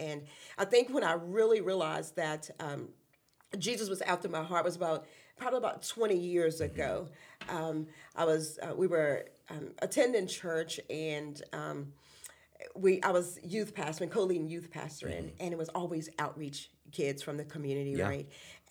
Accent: Appomattox County, Virginia, United States; But anyway, I'm originally from Appomattox County, mm-hmm. which is down towards Lynchburg, Farmville area.

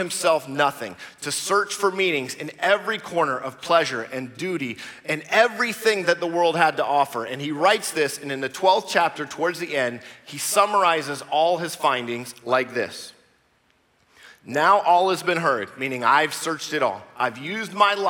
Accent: United States; I'm American

